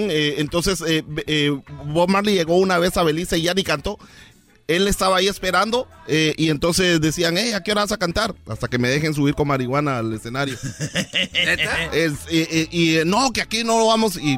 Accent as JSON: {"language": "Spanish", "town": "Bananera", "region": "Izabal", "country": "Guatemala", "said": "Ah, porque tengo las bananas grandes allá en Bananera. Soy de Bananera."}